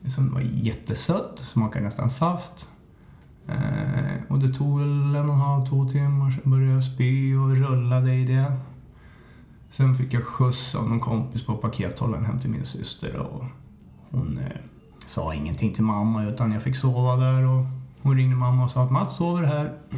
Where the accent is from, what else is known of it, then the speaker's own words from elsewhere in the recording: Hallstahammar, Västmanland, Sweden; Jag är uppväxt i Hallstahammar